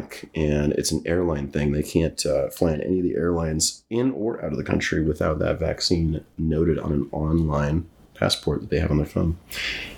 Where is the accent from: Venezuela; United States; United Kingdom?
United States; Scottsdale, Arizona; moved away as an adult; also born or lived in North Carolina / Japan / Camp Pendleton, California; Arizona is home. Born and raised in Scottsdale